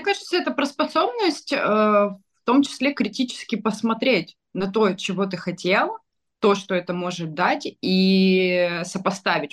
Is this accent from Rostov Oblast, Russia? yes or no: yes; Rostov-on-Don, Rostov Oblast, Russia; я из Ростова